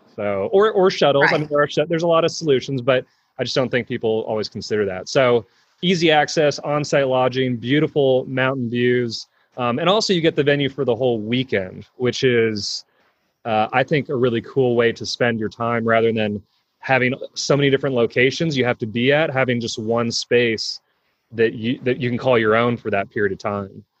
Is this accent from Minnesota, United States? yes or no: no; California, United States; we're both from California